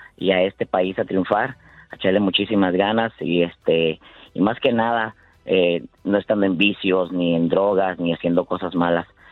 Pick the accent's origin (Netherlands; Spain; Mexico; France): Mexico; Michoacán; now in San Jose, United States